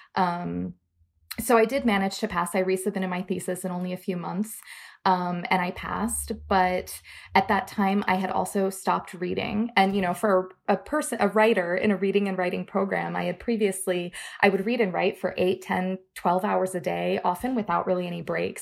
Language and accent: English; Florida, United States; now in Minneapolis, United States; I grew up in Florida